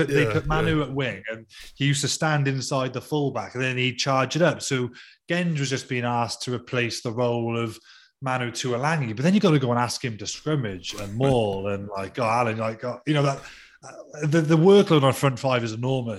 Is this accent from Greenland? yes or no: no; Welsh, Wales, United Kingdom; I'm Welsh, right, through and through.